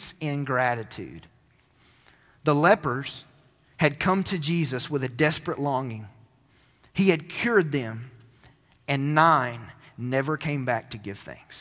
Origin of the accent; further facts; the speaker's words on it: Cleveland, Tennessee, United States; The town that I grew up in Cleveland, Tennessee, was a place that all of my family and my extended family lived